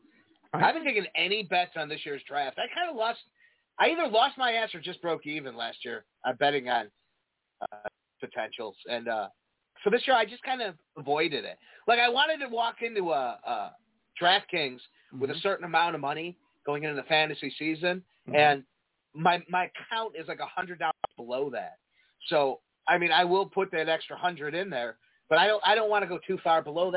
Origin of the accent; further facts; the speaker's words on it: Chicago suburbs, Illinois, United States; growing up in the Chicago burbs